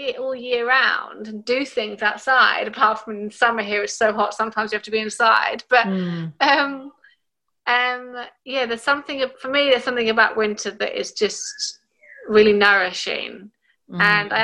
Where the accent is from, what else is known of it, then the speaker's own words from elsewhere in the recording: England, United Kingdom; also born or lived in Chile; now in Australia; as I am half English, I grew up mostly in England.